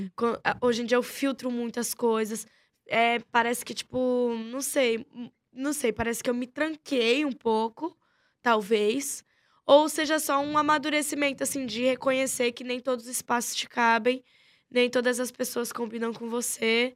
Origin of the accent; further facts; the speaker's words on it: São Paulo, Brazil; Nasci em São Paulo. Se eu não me engano, eu sou tão jaraguaense que devo ter nascido lá pros lados de Pirituba, Jaraguá e Taipas também